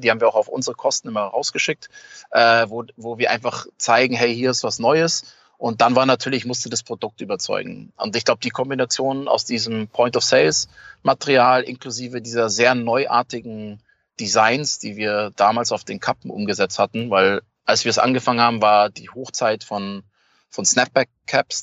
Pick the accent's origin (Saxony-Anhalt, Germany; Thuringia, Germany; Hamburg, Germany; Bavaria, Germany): Bavaria, Germany; Munich; als Münchner äh, Junge